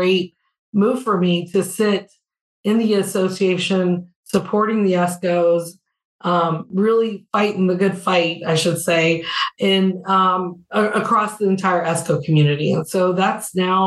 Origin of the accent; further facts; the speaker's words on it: Louisiana, United States; I grew up in Louisiana